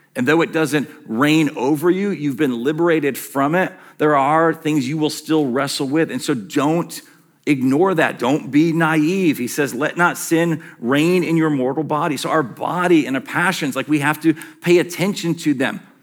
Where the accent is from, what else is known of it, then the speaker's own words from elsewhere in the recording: Western Michigan, United States; as a young kid growing up in Western Michigan